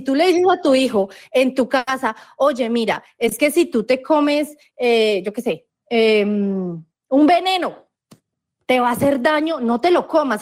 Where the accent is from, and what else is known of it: Colombia